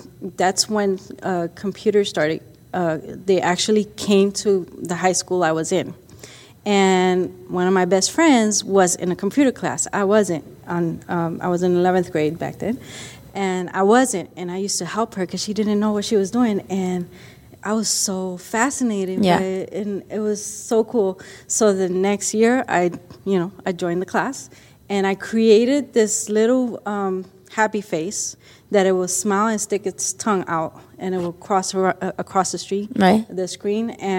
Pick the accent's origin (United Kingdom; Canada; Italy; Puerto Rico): Puerto Rico; now in Arizona, United States; I'm originally from Puerto Rico, and I moved here to Arizona many, many, many years ago